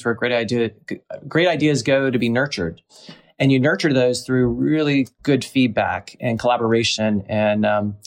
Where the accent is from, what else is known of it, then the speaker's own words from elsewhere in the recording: the South, United States; also born or lived in New York / Atlanta; I was born and raised in the South